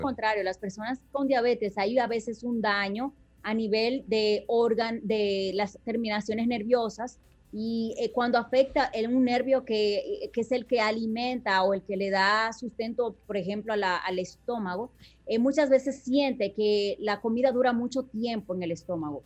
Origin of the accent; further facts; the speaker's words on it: Dominican Republic; como buen dominicano